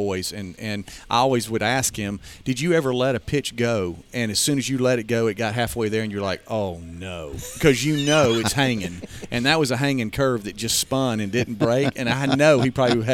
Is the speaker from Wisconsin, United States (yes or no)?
no; Pascagoula, Mississippi, United States; moved away as an adult; now in Alabama, United States; I grew up in Pascagoula, Mississippi